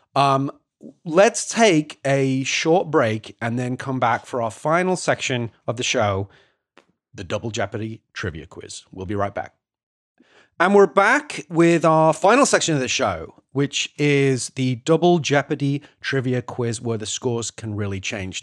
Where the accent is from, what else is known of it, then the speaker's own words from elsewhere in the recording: United Kingdom; moved away as an adult; now in United States; a Brit who's been living here for, for ten years